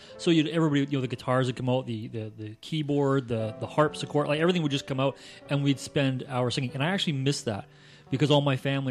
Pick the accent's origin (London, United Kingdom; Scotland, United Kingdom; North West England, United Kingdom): Scotland, United Kingdom; now in Canada; as I grew up in Scotland, I had like tons of cousins